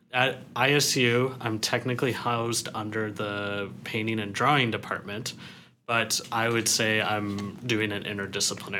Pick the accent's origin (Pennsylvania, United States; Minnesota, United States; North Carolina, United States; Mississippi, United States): North Carolina, United States; moved away as an adult; also born or lived in Kingston, Ontario, Canada / Europe; now in Illinois, United States; I was born in Kingston, Ontario, which is 3 hours east of Toronto and about an hour and a half south of Ottawa. And then I moved to North Carolina when I was 7. And then I kind of stayed in North Carolina